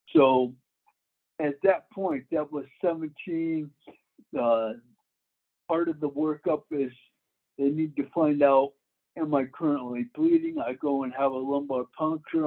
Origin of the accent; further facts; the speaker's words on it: Florida, United States; moved away as an adult; also born or lived in Denver; I grew up in Florida.